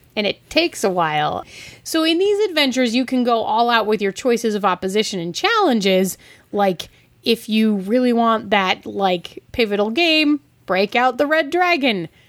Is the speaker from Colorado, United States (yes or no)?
yes; Denver, Colorado, United States; I'm from the Mile High City